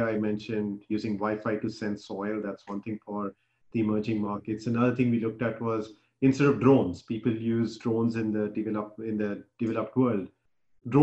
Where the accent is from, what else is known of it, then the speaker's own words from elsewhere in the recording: Bihar, India; now in United States; where I grew up in Bihar